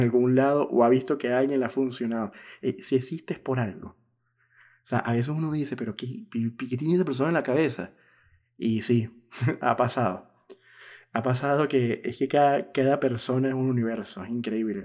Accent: Venezuela; now in Buenos Aires, Argentina; yo que soy venezolano

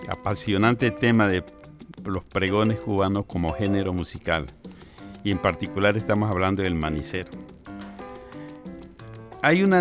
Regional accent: Colombia

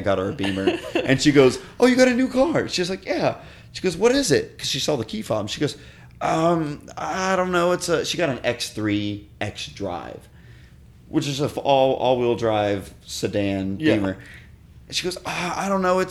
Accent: Miami, Florida, United States; moved away; I'm from Miami

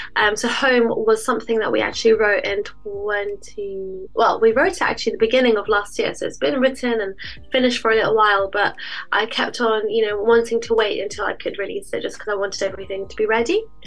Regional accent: London, United Kingdom; moved away as an adult; I grew up there and I left London

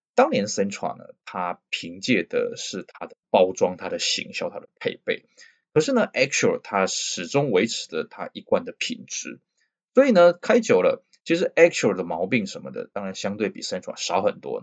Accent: Taiwan; 我们台湾人

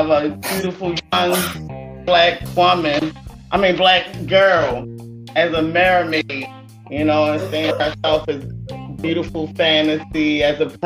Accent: Baltimore, Maryland, United States; from Baltimore, Baltimore, Murderland

